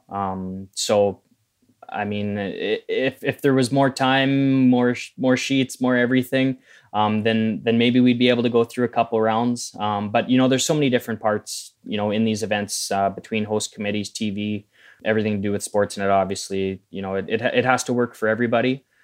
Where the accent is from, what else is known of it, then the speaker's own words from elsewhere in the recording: Manitoba, Canada; growing up in Manitoba